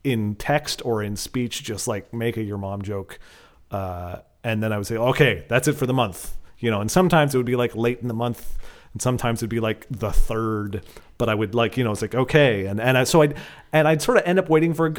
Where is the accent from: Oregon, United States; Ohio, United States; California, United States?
Oregon, United States; Portland; I'm from Portland